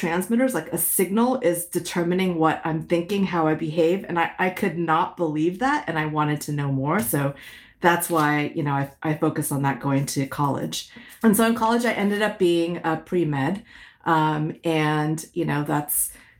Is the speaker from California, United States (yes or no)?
yes; San Francisco Bay Area, California, United States; first language Hokkien; English is a second language; also born or lived in Malaysia / Connecticut; spent most of my childhood growing up in the San Francisco Bay Area